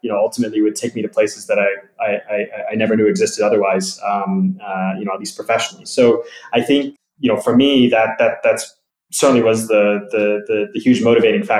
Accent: California, United States; moved away; to have grown up in the US. I'm from California originally.

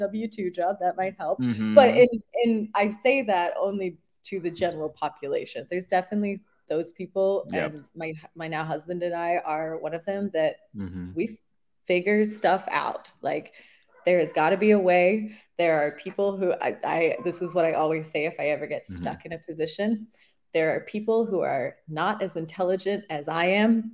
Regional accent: New Zealand; moved away as an adult; also born or lived in Florida; now in San Antonio, United States; I live in San Antonio now, and I am originally from New Zealand, though.

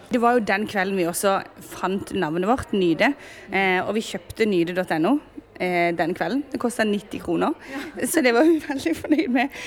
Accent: Sørlandet, Southern Norway, Norway; Og så kommer vi fra Sørlandet

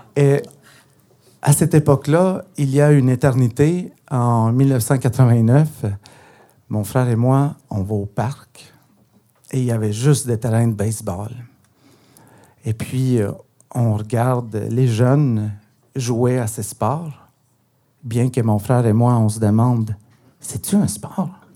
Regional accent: Guatemala; first language Spanish; French is a second language; now in Montreal, Canada; je suis originaire du Guatemala

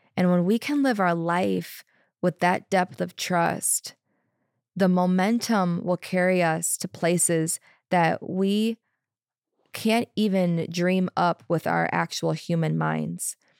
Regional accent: Chicago, Illinois, United States; moved away; I'm from Chicago, originally Chicago area. I spent most of my twenties there

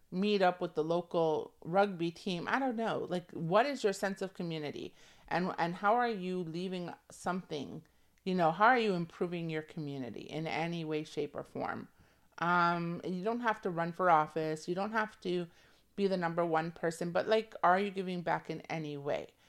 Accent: Toronto, Ontario, Canada; I'm from Toronto. You co, we come from a city that, like, is multicultural

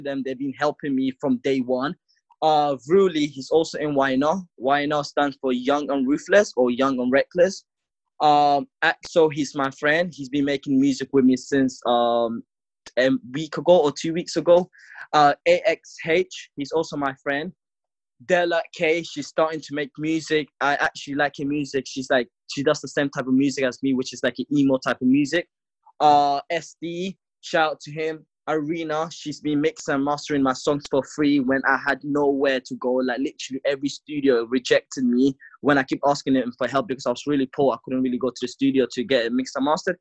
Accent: London, United Kingdom; also born or lived in Africa; I was born in Africa, and then I moved to London because of like war shit that's going on. So I've been living in London for like 7 to 8 years

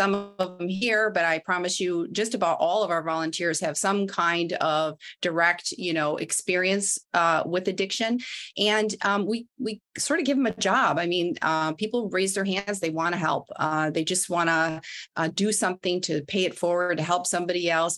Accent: Midwest, United States; moved away; I'm from the Midwest

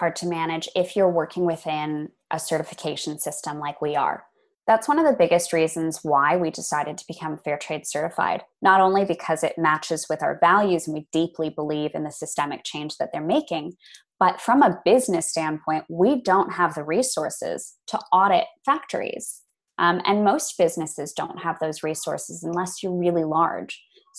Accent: Los Angeles, California, United States; also born or lived in Boston, United States; I didn't grow up among farms, and I think that's where the fascination came from. I grew up in Los Angeles. Very big Lovely. City, and then moved to Boston, another big city.

